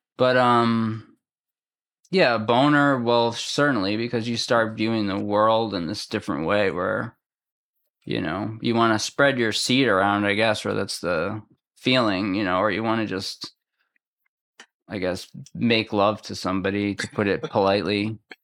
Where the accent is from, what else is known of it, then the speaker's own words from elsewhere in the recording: Massachusetts, United States; now in West Orange, United States; I'm from Massachusetts.